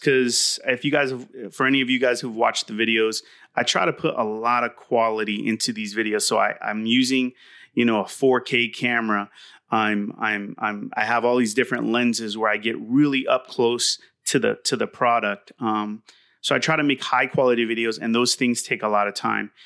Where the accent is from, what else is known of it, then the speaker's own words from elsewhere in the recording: Southern California, United States; from Southern California, raised here